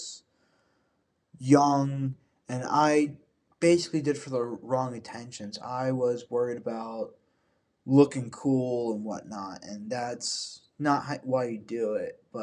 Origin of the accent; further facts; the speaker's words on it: Tampa, Florida, United States; now in Evans, United States; I was born in Tampa, Florida, not Augusta